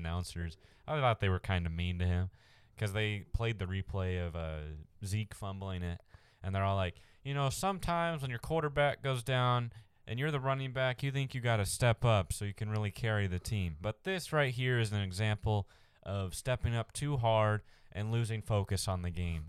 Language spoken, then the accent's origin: English; Arizona, United States; we're from Arizona